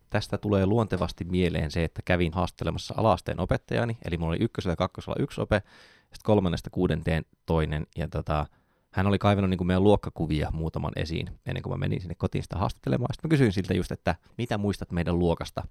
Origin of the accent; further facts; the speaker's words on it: Joensuu, North Karelia, Finland; mä oon Joensuusta